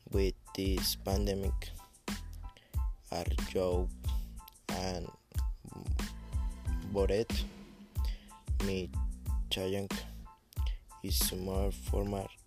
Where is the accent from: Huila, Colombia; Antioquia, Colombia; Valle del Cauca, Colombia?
Huila, Colombia; Pitalito; English is a second language; I am from Pitalito Huila. I am 60 years old